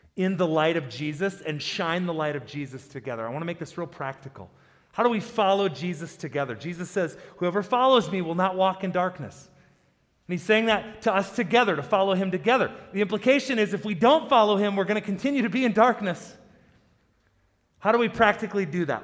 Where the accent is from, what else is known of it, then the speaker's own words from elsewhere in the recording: South Dakota, United States; also born or lived in Boise, Idaho; now in Colorado, United States; I grew up in South Dakota